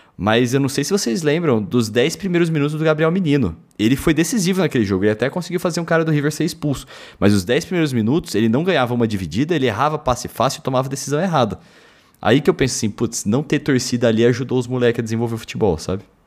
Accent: Germany; como alemão

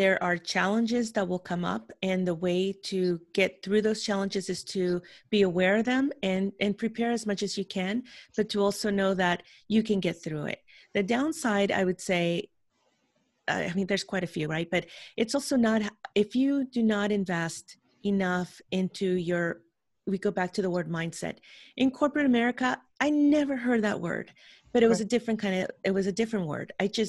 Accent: San Francisco, California, United States; born there; English is a second language; I was born in San Francisco, California, but I spent my childhood in another country. So when I came back here at 11 years old, I didn't know how to speak English.

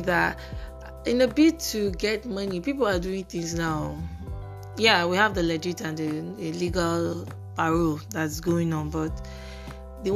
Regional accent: Nigeria; as a Nigerian

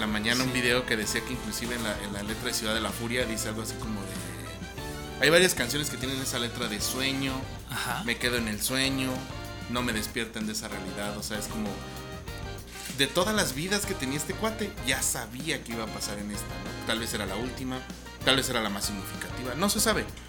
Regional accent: Mexico; aquí en México

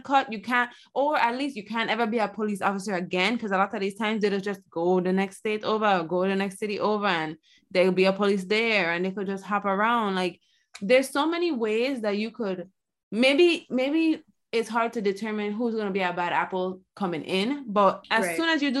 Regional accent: United States; yeah, I am happy we're American.

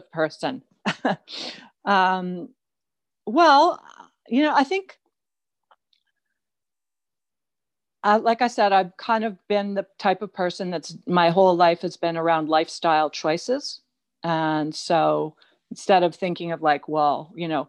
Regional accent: Toronto, Ontario, Canada; moved away as an adult; now in British Columbia, Canada; I grew up in Toronto

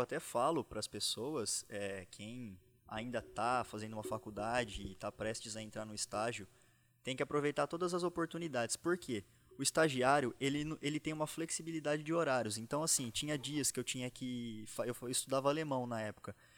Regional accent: São Carlos, São Paulo, Brazil; Eu sou do interior de São Paulo, sou de São Carlos

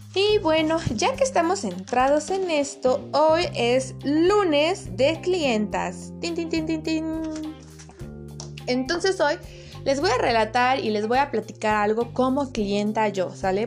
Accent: Puebla, Mexico; moved away as an adult; now in Cuautitlán Izcalli, Mexico; soy originaria de Puebla, capital, pero actualmente vivo en el Estado de México, en Cuautitlán, Izcalli

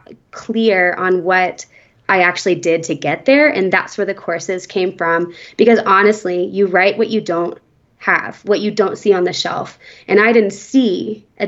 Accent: Nashville, Tennessee, United States; now in Aspen, United States; I grew up in Nashville and I went to a Christian school

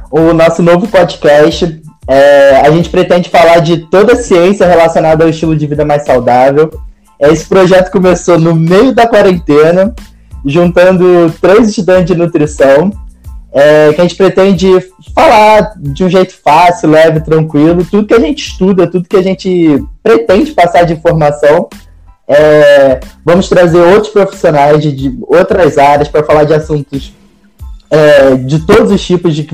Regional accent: Rio de Janeiro, Brazil; eu sou do Rio, é, comecei estudando na UERJ

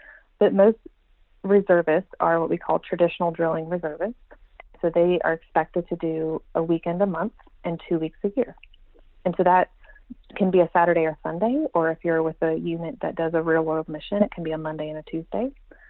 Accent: Texas, United States; also born or lived in Iowa; I've spent most of my life in Texas, but I was born in Iowa and have traveled all around.

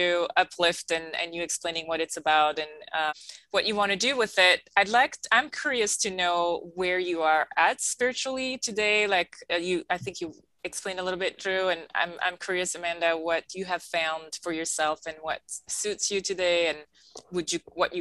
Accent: Belgium; English is a second language; moved away; also born or lived in Alexandria, Virginia; that's like my first experience in the US, you know, coming from Belgium and learning English

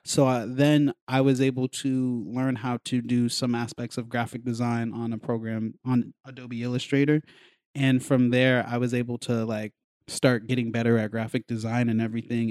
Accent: Colorado, United States; moved away; also born or lived in New York; I was raised in Colorado

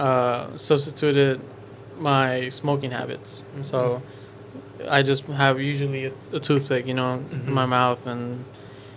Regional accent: Humble, Texas, United States; I'm from Humble.

